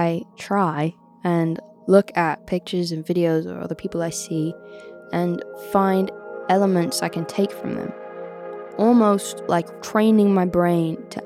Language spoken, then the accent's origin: English; Oxfordshire, South East England, United Kingdom; also born or lived in Brixton, London; I was born in Brixton and I grew up in Oxfordshire.